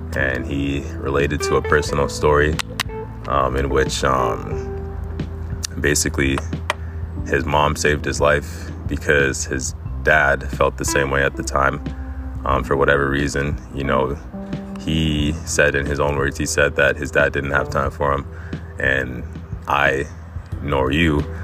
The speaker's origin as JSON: {"language": "English", "country": "Egypt", "tie": "born or raised there", "also_born_or_lived": "Canada", "moved": "yes", "said": "I was born in Egypt and I migrated to Canada with my mom."}